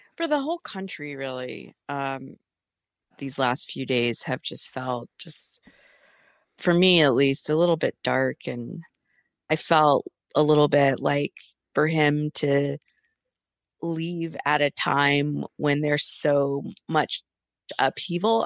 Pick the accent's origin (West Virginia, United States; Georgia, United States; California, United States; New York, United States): Georgia, United States; Atlanta; I'm from Atlanta